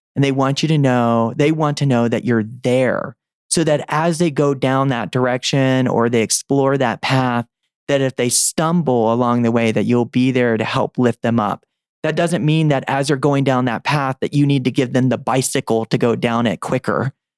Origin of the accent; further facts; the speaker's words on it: the South, United States; I was growing up in the South